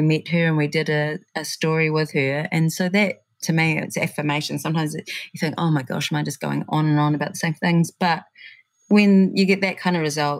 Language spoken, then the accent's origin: English; Christchurch, Canterbury, New Zealand; moved away; growing up in Christchurch